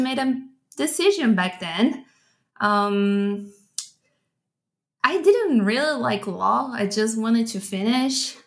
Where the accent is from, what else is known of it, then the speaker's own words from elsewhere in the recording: São Paulo, Brazil; I was born and raised in Sao Paulo, Brazil